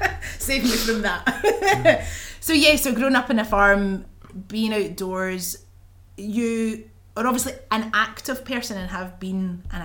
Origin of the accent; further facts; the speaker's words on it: Bellshill, Scotland, United Kingdom; I come from Belsill.